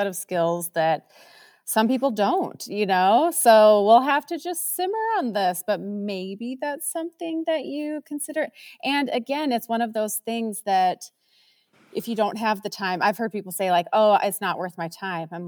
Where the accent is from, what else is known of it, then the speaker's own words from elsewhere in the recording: Minnesota, United States; moved away; I grew up in Minnesota